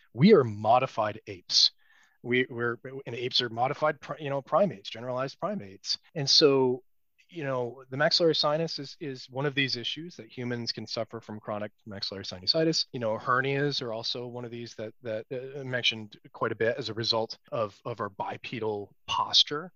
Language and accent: English; United States; as an American scientist